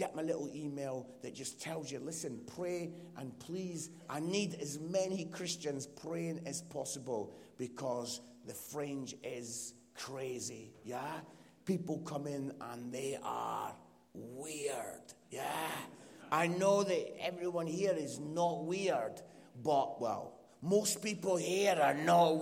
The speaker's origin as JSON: {"language": "English", "town": "Edinburgh", "region": "Scotland", "country": "United Kingdom", "accent": "Scottish", "said": "my Scottish accent"}